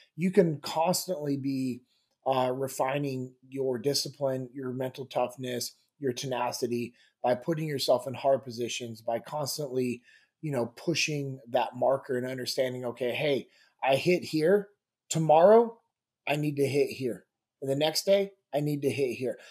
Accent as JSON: {"language": "English", "town": "Sacramento", "region": "California", "country": "United States", "tie": "born or raised there", "also_born_or_lived": "Mississippi / Memphis", "moved": "as an adult", "said": "I grew up in Sacramento, California"}